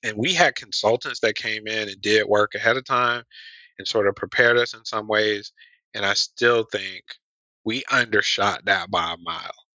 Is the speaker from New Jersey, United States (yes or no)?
no; Atlanta, Georgia, United States; also born and raised in Atlanta, Georgia